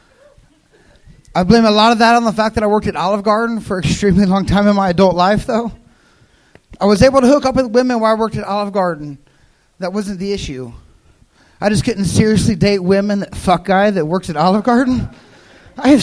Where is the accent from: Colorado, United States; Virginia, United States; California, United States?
California, United States; San Diego; I'm from San Diego.